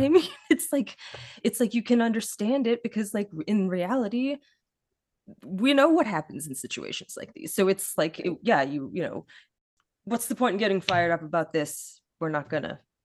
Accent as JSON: {"language": "English", "region": "Midwest", "country": "United States", "tie": "born or raised there", "moved": "yes", "lives_now": "Pittsburgh, United States", "said": "I grew up in the Midwest as well, and I live in Pittsburgh"}